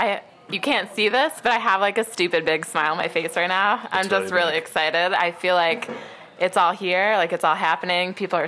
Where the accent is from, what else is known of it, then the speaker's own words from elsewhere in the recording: Seneca Falls, New York, United States; I'm from Seneca Falls, which is, we're about 15 minutes away from Seneca Falls right now.